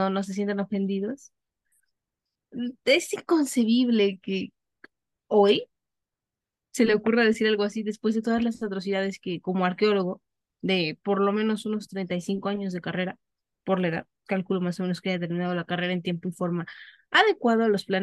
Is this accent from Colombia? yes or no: no; Mexico; por supuesto que a mí como ciudadano mexicano